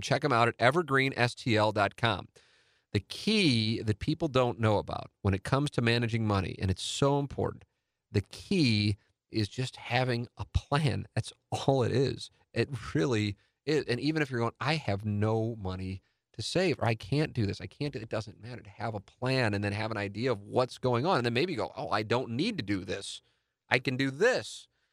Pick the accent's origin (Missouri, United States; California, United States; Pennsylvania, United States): Missouri, United States; St. Louis; when you grow up in South Saint Louis